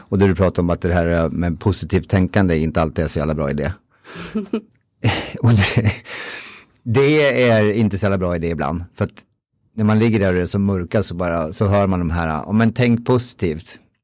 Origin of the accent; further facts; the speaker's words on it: Timrå, Västernorrland County, Sweden; jag är från Timrå, för detta hockeyspelare